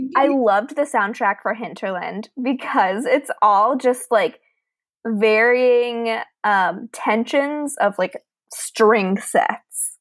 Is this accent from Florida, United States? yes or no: yes; Fort Lauderdale, Florida, United States; also born or lived in a rural area; I grew up in Fort Lauderdale, Florida until the age of 13.